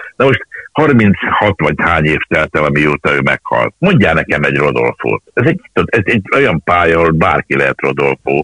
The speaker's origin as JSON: {"language": "Hungarian", "region": "Budapest", "country": "Hungary", "tie": "born or raised there", "said": "Angyalföldön születtem, és ott a Margit templomba jártunk, akkor elköltöztünk akkor a Rózsák terére."}